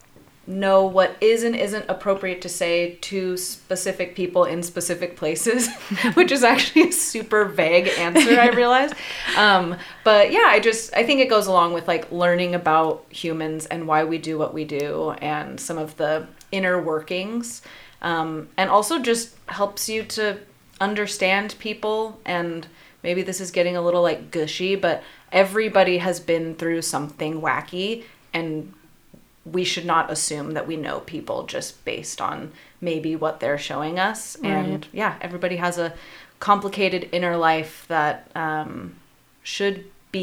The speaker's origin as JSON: {"language": "English", "area": "Yakima Valley", "region": "Washington", "country": "United States", "tie": "born or raised there", "said": "I too was born and raised in the Yakima Valley."}